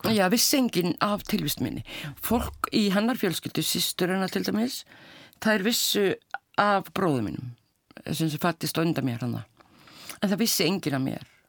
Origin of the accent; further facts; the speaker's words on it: Keflavík, Southern Peninsula, Iceland; þar sem ég ólst upp í keflaði